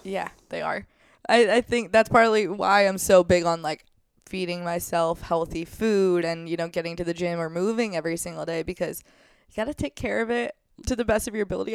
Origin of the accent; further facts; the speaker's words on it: St. Louis, Missouri, United States; I'm from Saint Louis